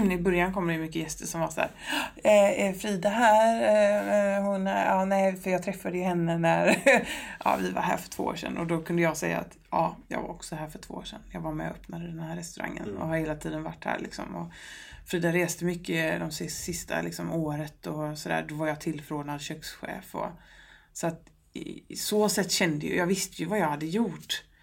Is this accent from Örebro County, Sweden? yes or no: no; Gothenburg, Västra Götaland, Sweden; men jag är från Göteborg, jag vet att det finns god fisk här